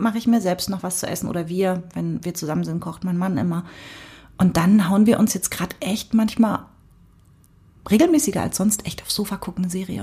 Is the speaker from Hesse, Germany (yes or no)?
no; Cottbus, Brandenburg, Germany; ich komme ja aus Cottbus